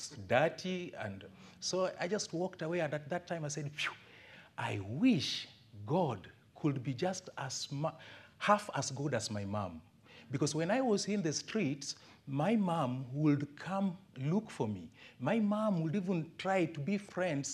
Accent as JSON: {"language": "English", "town": "Kisumu", "region": "Kisumu County", "country": "Kenya", "tie": "born or raised there", "also_born_or_lived": "Ongata Rongai, Kenya", "lives_now": "Homa Bay, Kenya", "said": "I was born in Kisumu town. My parents lived in a slum. As I was growing up, we were sitting on stones in our house"}